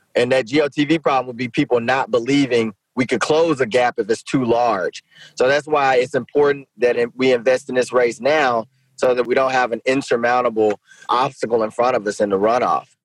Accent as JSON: {"language": "English", "town": "Shreveport", "region": "Louisiana", "country": "United States", "tie": "born or raised there", "said": "I'm in my second year as mayor of my hometown of Shreveport"}